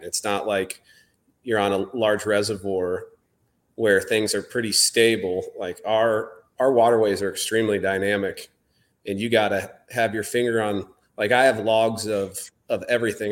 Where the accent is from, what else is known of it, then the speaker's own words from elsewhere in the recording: southern Iowa, United States; I grew up in southern Iowa